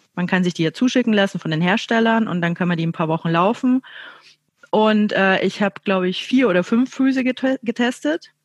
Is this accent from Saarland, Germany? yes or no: no; Chiemgau, Bavaria, Germany; now in Munich, Germany; ich wohne ja in München, aber ich komme ursprünglich äh, aus dem Chiemgau